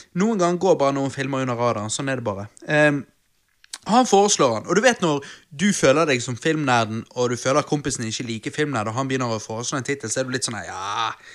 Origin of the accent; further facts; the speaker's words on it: Bergen, Vestland, Norway; Vi er bergensere